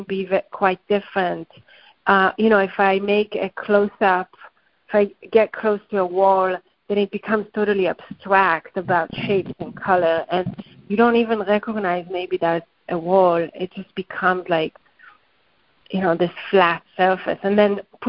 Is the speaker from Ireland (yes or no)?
no; Haifa, Haifa District, Israel; moved away; my homeland or where I grew up in Haifa